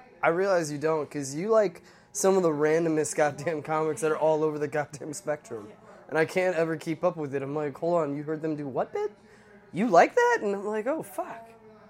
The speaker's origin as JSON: {"language": "English", "town": "Washington", "region": "District of Columbia", "country": "United States", "tie": "born or raised there", "said": "I've been doing comedy for like 3 years around the D.C. area. Grew up product of D.C."}